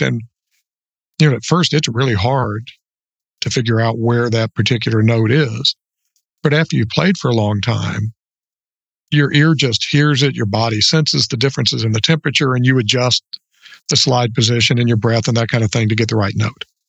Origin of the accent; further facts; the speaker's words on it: Orlando, Florida, United States; now in Northeast Louisiana, United States; I grew up in Orlando